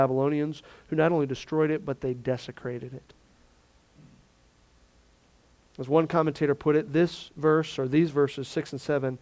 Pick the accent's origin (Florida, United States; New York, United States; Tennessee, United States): Florida, United States; I grew up in Florida